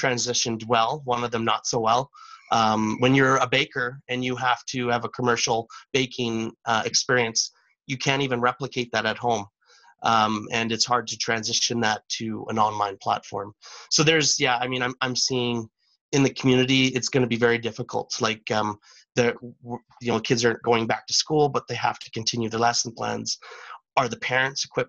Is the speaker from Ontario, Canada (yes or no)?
no; Teslin, Yukon, Canada; now in Whitehorse, Canada; I'm from Teslin, so I was born and raised in Teslin, Yukon, which is about 180 kilometers south of Whitehorse